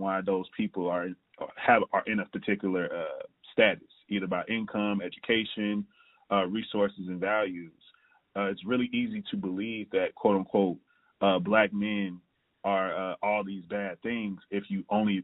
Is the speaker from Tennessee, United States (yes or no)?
yes; Jackson, Tennessee, United States; now in Chicago, United States; from Jackson, Tennessee, currently living in Chicago, Illinois